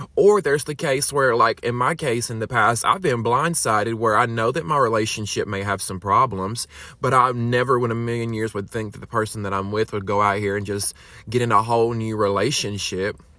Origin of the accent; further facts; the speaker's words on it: Alabama, United States; I'm from Alabama